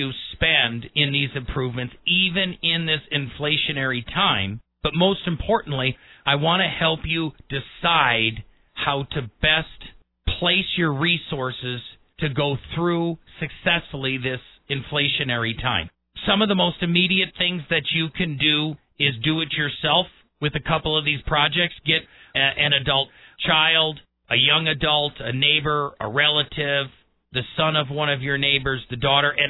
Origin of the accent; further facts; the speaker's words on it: Milwaukee, Wisconsin, United States; also born or lived in La Crosse, Wisconsin; now in Colorado Springs, United States; I grew up in Milwaukee